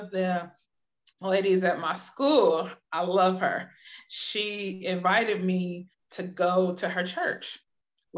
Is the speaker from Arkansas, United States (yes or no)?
no; Akron, Ohio, United States; my mom and I for years were living in Akron, because that's my hometown, from Akron, Ohio